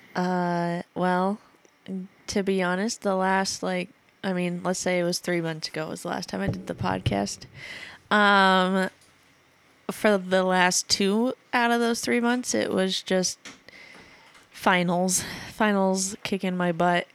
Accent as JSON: {"language": "English", "town": "Atlantic", "region": "Iowa", "country": "United States", "tie": "born or raised there", "moved": "yes", "said": "my hometown is because, uh, Atlantic Iowa is the Coca-Cola capital of Iowa."}